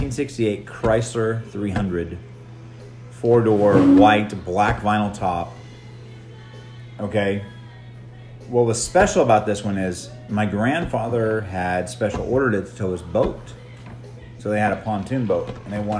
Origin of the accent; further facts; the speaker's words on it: Kansas, United States; we grew up in Kansas, a lot of snow